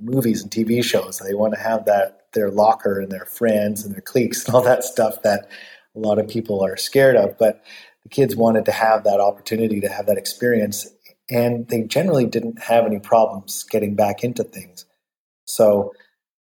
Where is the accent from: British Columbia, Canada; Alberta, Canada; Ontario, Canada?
British Columbia, Canada; Vancouver; moved away; my hometown